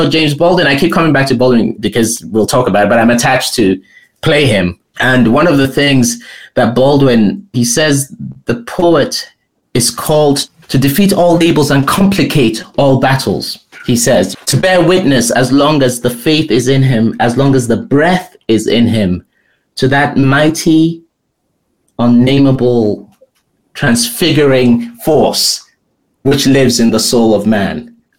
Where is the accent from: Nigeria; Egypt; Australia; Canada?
Nigeria; also born or lived in England; now in United States; I come from Nigeria, and then you go from Nigeria to England with its weird thing, but I'm sort of in this elite place in England.